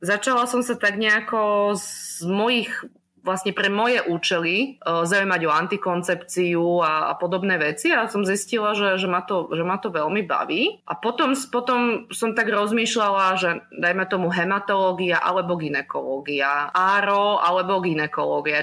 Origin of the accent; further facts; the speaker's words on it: Slovakia; accent: Slovak; moved away as an adult; now in Norrköping, Sweden; Ja som zo Slovenska odišla v roku 2018